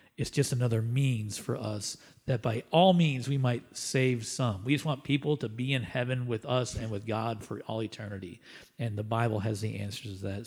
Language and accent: English; Canada; as Canadians